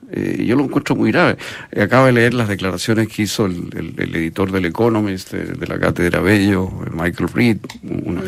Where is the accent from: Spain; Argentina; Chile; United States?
Chile; yo soy chileno